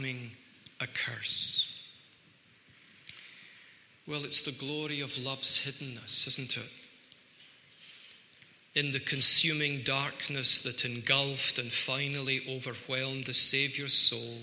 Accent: Scotland, United Kingdom; people like me who are Scots and we don't like to talk too openly about ourselves, I think we excuse ourselves by saying, well, we are Scottish

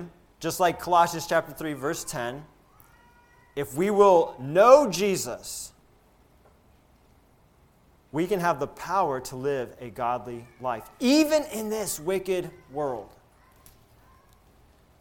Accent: Alabama, United States; So growing up in Alabama, we love college football in Alabama

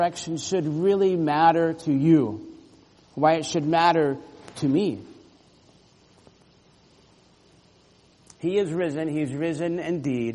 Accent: Orlando, Florida, United States; When I was growing up in Florida, there were times, living in Central Florida, Orlando

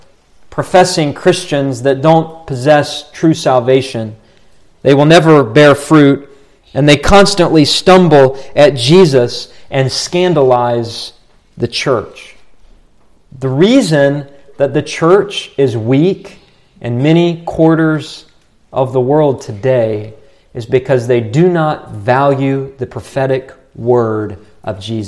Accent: Morgantown, West Virginia, United States; moved away; the town I grew up in, Morgantown, West Virginia

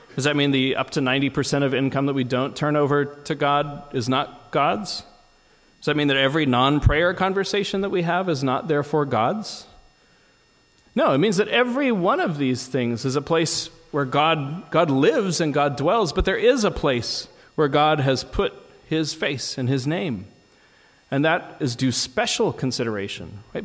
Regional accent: United States; as an American

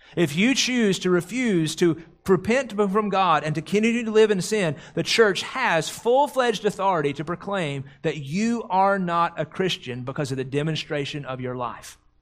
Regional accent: the South, United States; growing up in the South

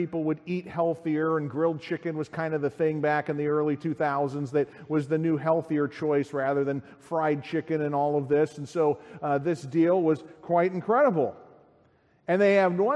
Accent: Chicago, Illinois, United States; As a Chicagoan

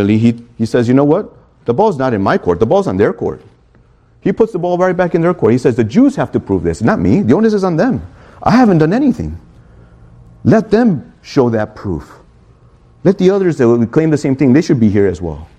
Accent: Chicago, Illinois, United States; now in Miami, United States; I'm from Chicago

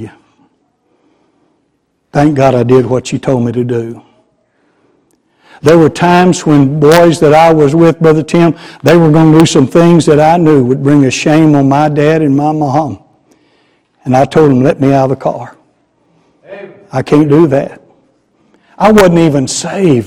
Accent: Garland, Texas, United States; Garland's my hometown.

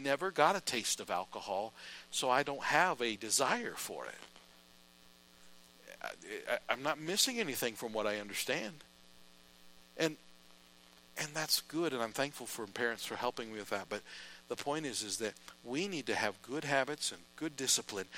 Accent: United States; As an American

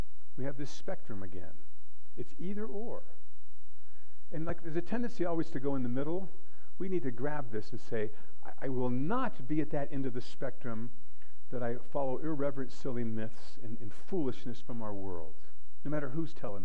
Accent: United States; I am an American

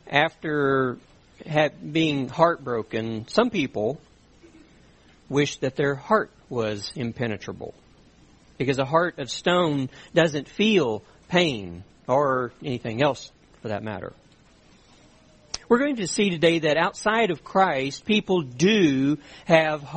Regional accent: South Louisiana, United States; I grew up in South Louisiana

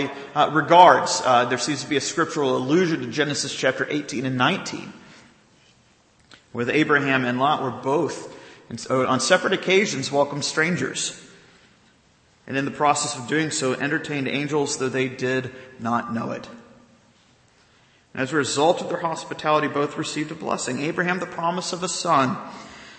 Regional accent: the South, United States; growing up in the South

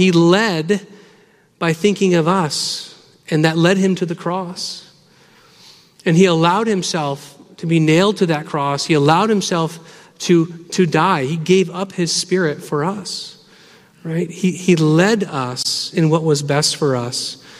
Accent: Michigan, United States; I'm from Michigan. I don't know if it comes out in the accent. I think it's gone. But that's where I'm from.

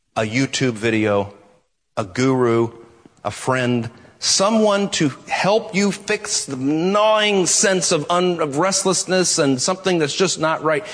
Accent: United States; American Christians

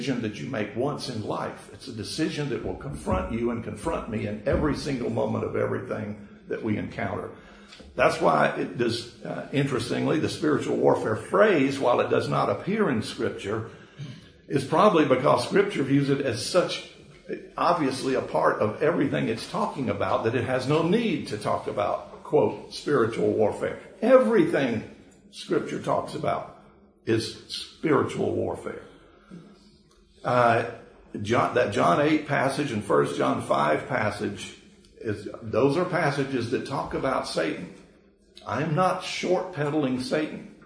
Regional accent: Georgia, United States; a Georgia boy, born and raised, though University of Florida graduate

